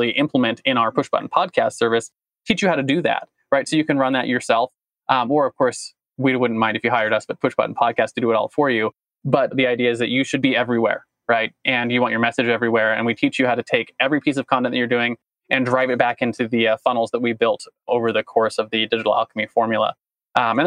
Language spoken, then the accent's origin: English; United States; I stand proud as an American